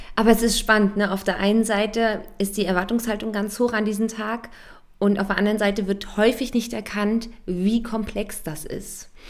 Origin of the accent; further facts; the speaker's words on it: Germany; wir Deutsche